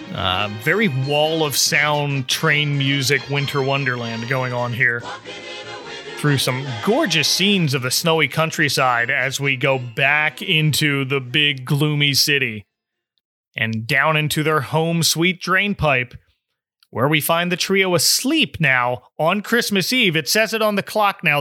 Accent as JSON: {"language": "English", "region": "New Jersey", "country": "United States", "tie": "born or raised there", "moved": "yes", "lives_now": "Florida, United States", "said": "I grew up in New Jersey"}